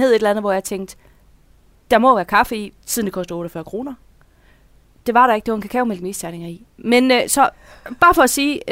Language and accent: Danish; Denmark; now in Horsens, Denmark; jeg, jeg er jyde